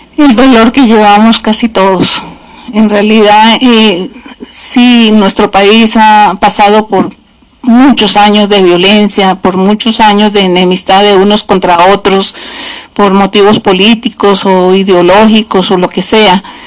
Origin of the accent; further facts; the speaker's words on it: Colombia; moved away; orgullosa de ser colombiana